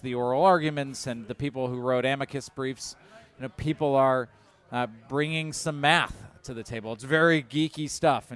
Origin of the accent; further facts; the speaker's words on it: Michigan, United States; I grew up in Michigan.